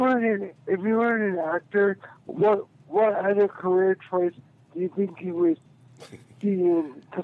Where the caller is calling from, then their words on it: Texas, United States; It's … from Texas.